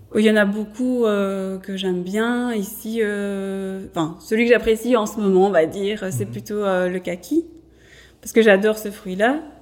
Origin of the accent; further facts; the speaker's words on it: Mons, Wallonia, Belgium; je suis de Montoise à la base